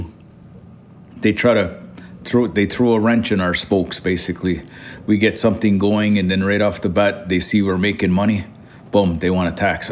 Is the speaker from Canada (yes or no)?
yes; Kahnawake, Quebec, Canada; I live in Quebec, but I'm not a Quebecer. I'm born and raised in Ganawage